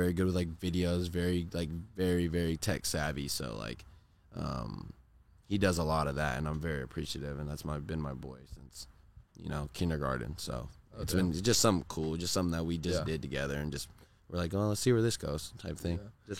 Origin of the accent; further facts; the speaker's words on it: Corona, California, United States; I just really grew up like I did a lot of sports in Corona, but I did a lot of like other stuff out in like Orange County.